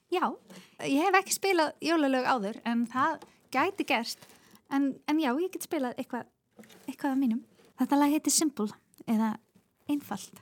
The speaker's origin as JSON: {"language": "Icelandic", "country": "Iceland", "tie": "born or raised there", "also_born_or_lived": "Australia", "moved": "as an adult", "said": "Ég náttúrulega uh, ólst upp hérna á Íslandi"}